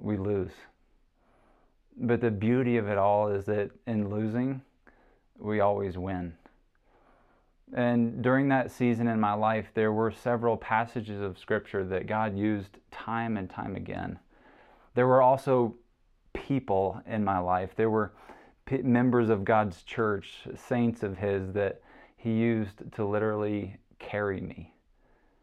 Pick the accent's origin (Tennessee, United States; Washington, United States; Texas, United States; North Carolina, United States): Tennessee, United States; Chattanooga; moved away; my hometown in Chattanooga, Tennessee